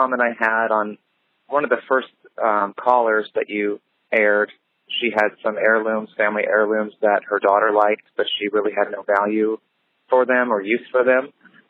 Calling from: Dayton, Ohio, United States; I'm from the Dayton, Ohio area.

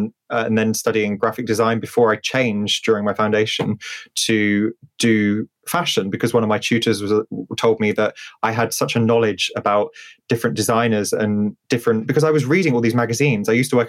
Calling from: South West England, United Kingdom; I am currently in Wiltshire at the moment. I was in London yesterday. I have split my life between multiple different places.

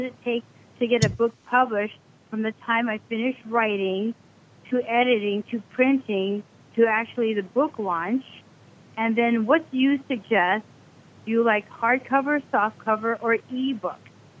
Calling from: Beverly Hills, California, United States; I'm calling from Beverly Hills

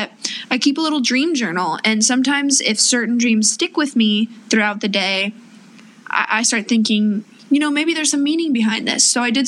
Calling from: Los Angeles, California, United States; Yes, LA specifically.

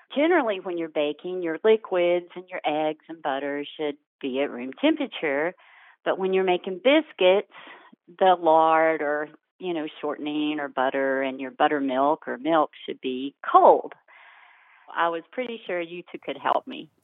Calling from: Fairview, North Carolina, United States; I'm calling from Fairview, North Carolina

